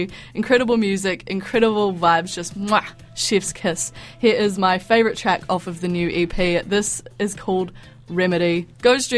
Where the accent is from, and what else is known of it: New Zealand